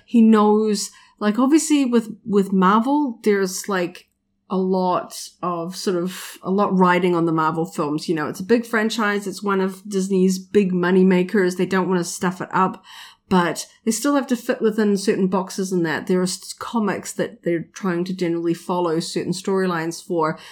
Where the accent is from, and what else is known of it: New Zealand